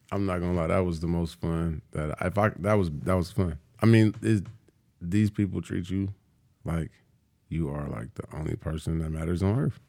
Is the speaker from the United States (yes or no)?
yes; California, United States; moved away; I'm from California